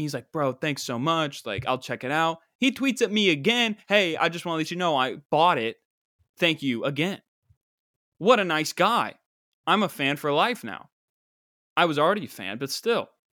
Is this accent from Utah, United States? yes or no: no; West Virginia, United States; my home state